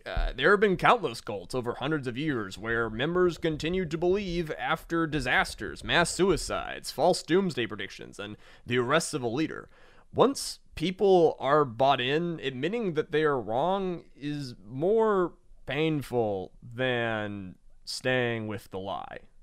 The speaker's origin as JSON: {"language": "English", "region": "Georgia", "country": "United States", "said": "I'm from Georgia"}